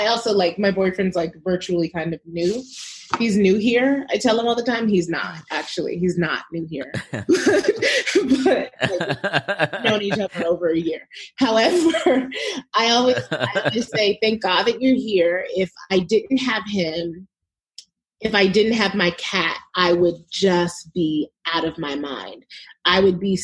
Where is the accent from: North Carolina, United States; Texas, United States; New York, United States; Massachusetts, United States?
New York, United States; moved away as an adult; also born or lived in Chicago; now in California, United States; I'm from New York, but I live in California